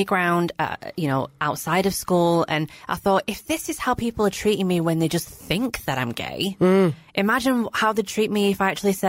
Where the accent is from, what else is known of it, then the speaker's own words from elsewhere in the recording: Blackburn, North West England, United Kingdom; I grew up in Blackburn, which is a small-ish town, predominantly Asian